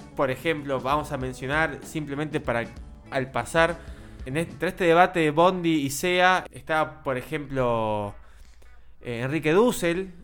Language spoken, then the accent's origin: Spanish; Argentina; nosotros, como argentinos